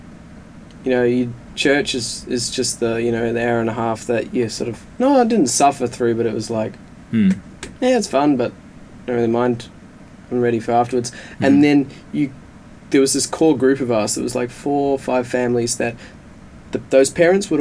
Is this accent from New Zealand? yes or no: yes; New Zealand; now in Australia; I am New Zealander by birth